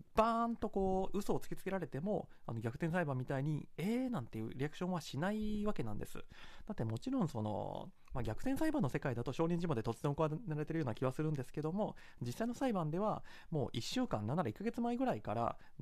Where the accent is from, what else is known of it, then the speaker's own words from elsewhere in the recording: Kansai, Japan; accent: Kansai dialect; 私はまあ関西出身で関西弁は